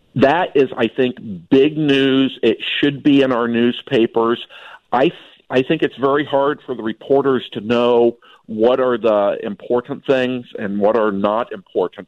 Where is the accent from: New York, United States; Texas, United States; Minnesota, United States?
Minnesota, United States; as a Minnesotan